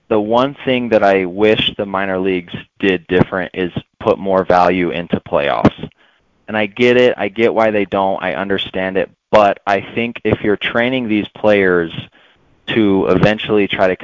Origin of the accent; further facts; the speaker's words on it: Utah, United States; about 25 minutes from where I grew up in Utah